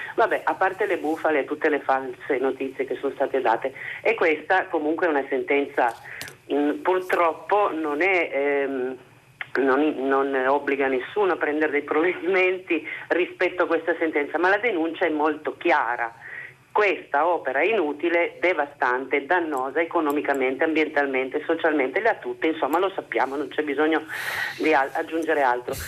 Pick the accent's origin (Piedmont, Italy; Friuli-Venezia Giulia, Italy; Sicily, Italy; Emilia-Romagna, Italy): Piedmont, Italy; Susa Valley; Io quindi sono della Val di Susa